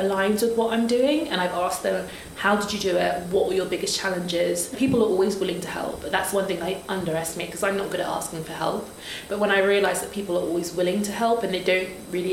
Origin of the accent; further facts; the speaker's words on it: Nigeria; I'm a Nigerian, Yoruba, and in Yoruba, Oja means market.